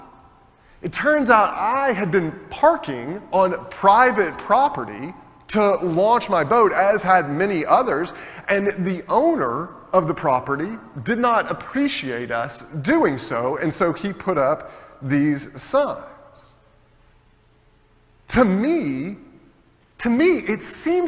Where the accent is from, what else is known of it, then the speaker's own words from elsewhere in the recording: United States; as an American citizen